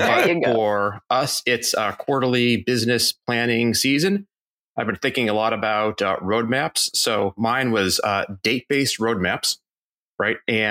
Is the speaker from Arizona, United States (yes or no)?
no; Boston, Massachusetts, United States; As a Bostonian